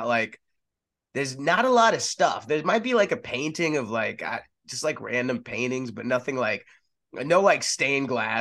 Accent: Texas, United States; also born or lived in San Antonio / Austin / Dallas; I grew up in Texas. I was born in San Antonio

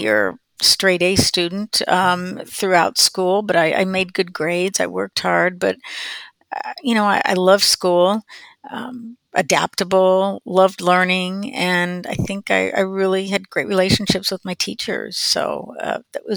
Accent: Prairie Village, Kansas, United States; I grew up in Prairie Village, Kansas, Overland Park, Prairie Village area

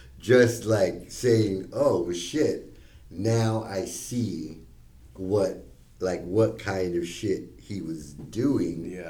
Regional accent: Costa Rica; I was from Costa Rica

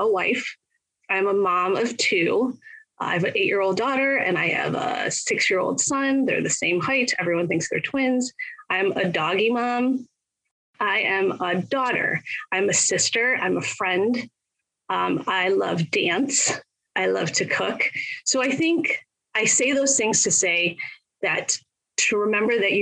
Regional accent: Michigan, United States; I am in Michigan. I grew up here. I was born and raised here

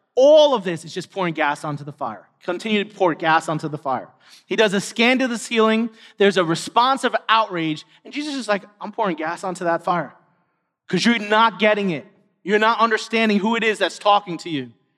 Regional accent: New York City, New York, United States; all of us were born and raised in New York City

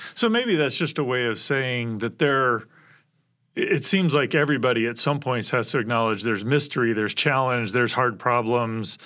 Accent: Midwest, United States; I was born in the Midwest.

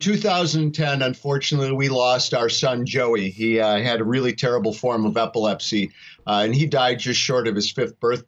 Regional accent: Racine, Wisconsin, United States; I grew up in Racine, Wisconsin

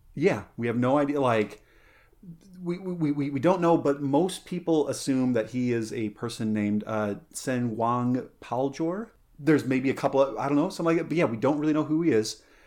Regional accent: San Luis Valley, Colorado, United States; moved away; growing up, uh, in the San Luis Valley, growing up in Colorado

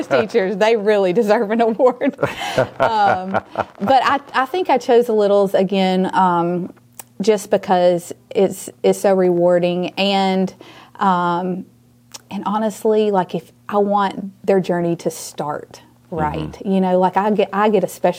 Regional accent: Auburn, Alabama, United States; also born or lived in Mobile / Hoover; That's actually my hometown. So that's where I grew up

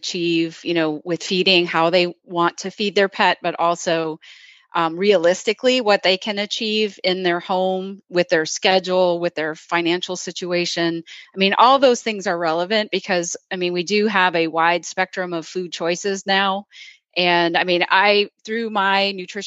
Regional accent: Wisconsin, United States; now in the South, United States; I grew up in Wisconsin

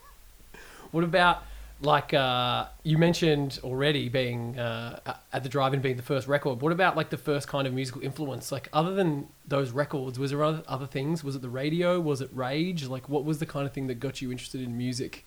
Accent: Geelong, Victoria, Australia; I'm from Geelong

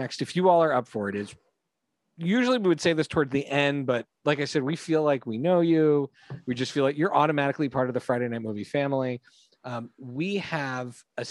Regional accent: Canada; We grew up in Canada.

